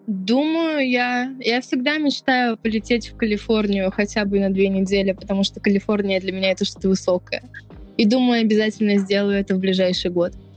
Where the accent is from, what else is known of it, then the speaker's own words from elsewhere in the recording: Siberia, Russia; Я родом из Сибири